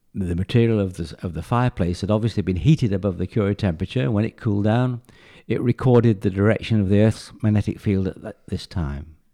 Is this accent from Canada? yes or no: no; England, United Kingdom; moved away; I came originally from England